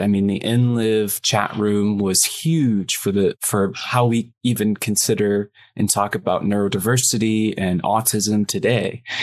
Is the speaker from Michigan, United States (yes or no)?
yes; small town in Michigan near Flint, United States; I grew up in a smaller town in Michigan. We were only like 15 miles from Flint